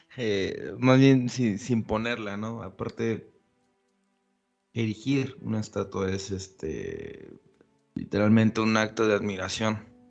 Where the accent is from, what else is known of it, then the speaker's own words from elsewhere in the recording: Mexico; Somos un pueblo mestizo y somos mexicanos